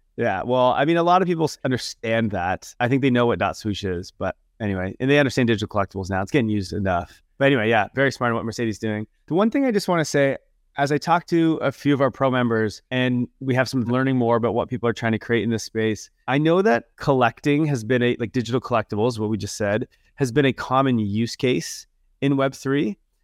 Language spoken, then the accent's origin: English; Canada; accent: super Canadian; I'm from Canada